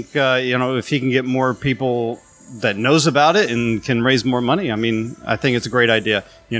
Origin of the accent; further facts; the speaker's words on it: North Ridgeville, Ohio, United States; I'm from North Ridgeville, Ohio.